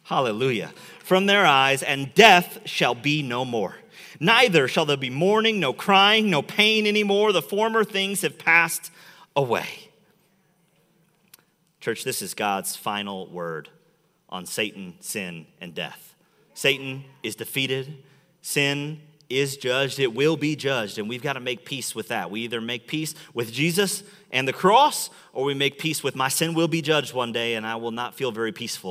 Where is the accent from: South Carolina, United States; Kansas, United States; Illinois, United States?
Illinois, United States; Chicago; now in Metro Detroit, United States; I'm from Chicago